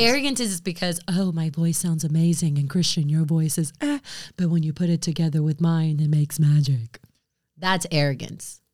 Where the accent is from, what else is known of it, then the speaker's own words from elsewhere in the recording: United States; I am American, but I am also very much Latina.